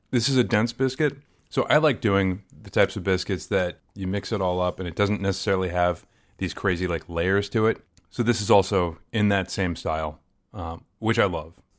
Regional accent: Maryland, United States; I grew up in the South, and I grew up south of the Mason-Dixon line

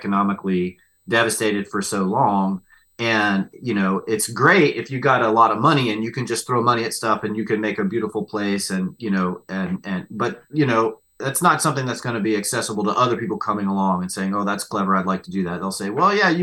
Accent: West Virginia, United States; I'm from West Virginia

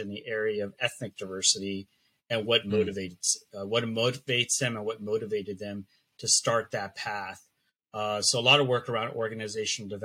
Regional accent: Los Angeles, California, United States; first language Spanish; English is a second language; I am a native Angeleno, born and raised in Los Angeles

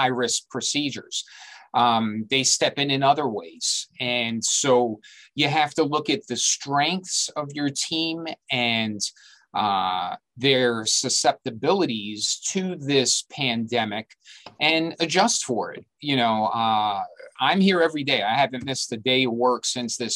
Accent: New York City, New York, United States; I was born and raised here. I've been here my whole life.

